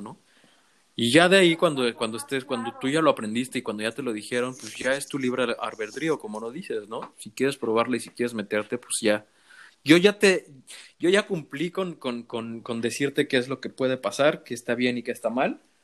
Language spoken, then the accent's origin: Spanish; Mexico; moved away; soy mexicano